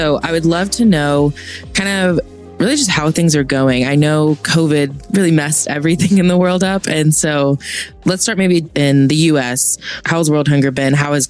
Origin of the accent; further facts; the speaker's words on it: the South, United States; So I grew up in the South